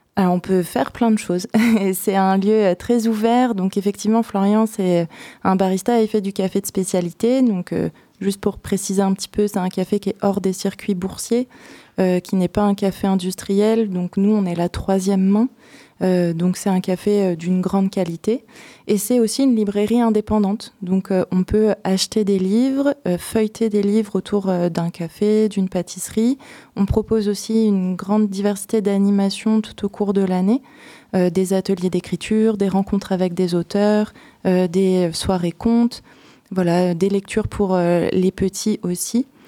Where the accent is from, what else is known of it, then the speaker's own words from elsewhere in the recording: Seine-et-Marne, Île-de-France, France; moved away as an adult; now in Poitiers, France; J'ai grandi en Seine-et-Marne, mes parents sont charentais